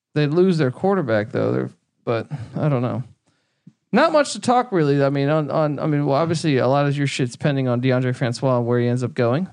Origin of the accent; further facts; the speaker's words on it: East Coast, United States; we grew up on the East Coast